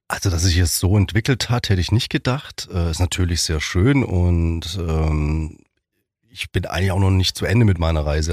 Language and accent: German; Ravensburg, Baden-Württemberg, Germany; moved away as an adult; now in Biberach, Germany; Ravensburg, das ist in meiner Heimatstadt